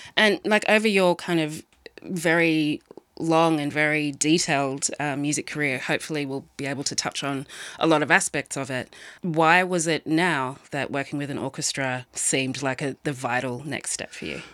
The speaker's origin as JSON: {"language": "English", "town": "Sydney", "region": "New South Wales", "country": "Australia", "said": "I'm from Sydney"}